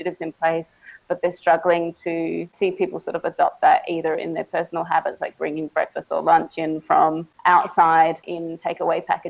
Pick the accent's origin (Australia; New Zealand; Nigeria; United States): Australia; Adelaide, South Australia; moved away as an adult; now in Siem Reap, Cambodia; I'm from Adelaide in Australia, though I'm calling you from Siem Reap in Cambodia